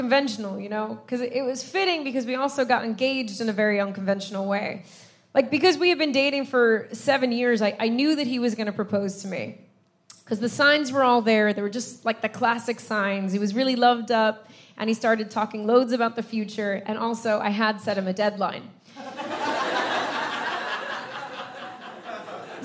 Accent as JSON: {"language": "English", "country": "United States", "moved": "yes", "lives_now": "London, United Kingdom", "said": "I'm American and my husband is Irish, but we live in London."}